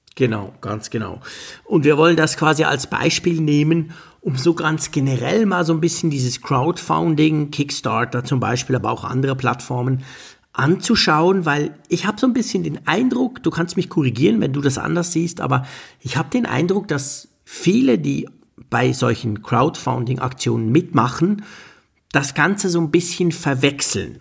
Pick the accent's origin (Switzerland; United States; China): Switzerland; als Schweizer